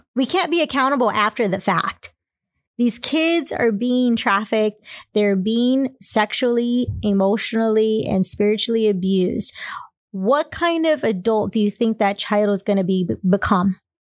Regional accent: Texas, United States; I'm from Texas

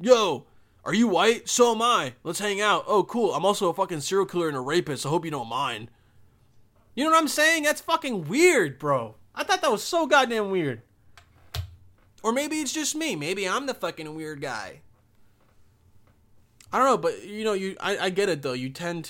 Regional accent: Bosnia & Herzegovina; English is a second language; I'm from Bosnia. I'm like, oh, shit. This guy, I mean, he's an immigrant, but he's also white, but he doesn't sound like it, you know? I used to have a crazy accent

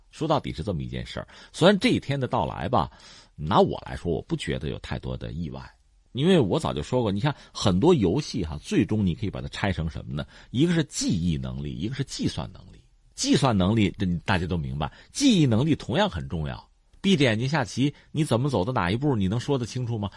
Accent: China; 我们中国人

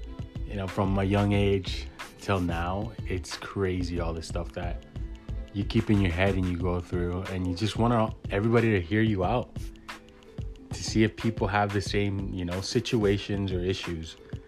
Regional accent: Toronto, Ontario, Canada; born and raised in Toronto.

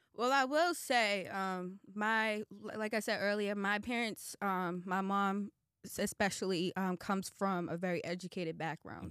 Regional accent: Boston, Massachusetts, United States; now in Atlanta, United States; Roxbury is actually my hometown

